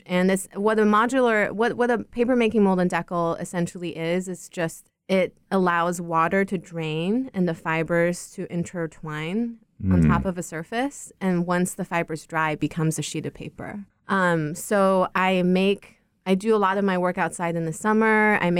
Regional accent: China; because I grew up in China in a metropolis, and it was very difficult to experience or understand scale within a city that had very little negative space.

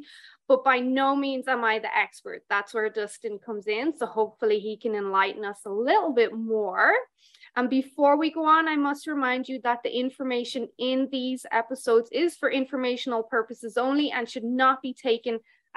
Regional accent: Ireland; now in Alberta, Canada; I'm Irish, and we never get above, like, 25 degrees in Ireland

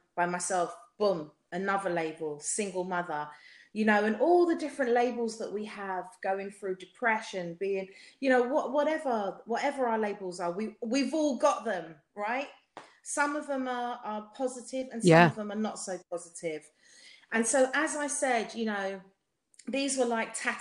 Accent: London, United Kingdom; accent: South London; my South London accent

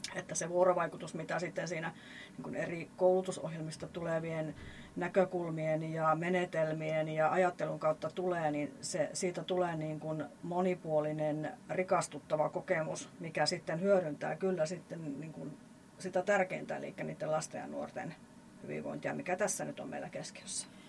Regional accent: Lieksa, North Karelia, Finland; mä oon tuolta Pohjois-Karjalasta, Lieksasta lähtöisin

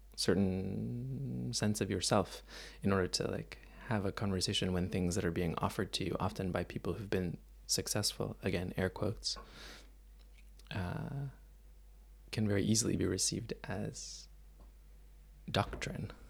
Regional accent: Mississauga, Ontario, Canada; moved away; I grew up in Toronto, just outside of Toronto, actually, in a place called Mississauga

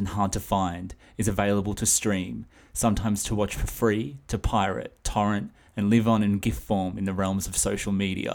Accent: Australia; I'm Australian, and I'm coming to you all the way from down under

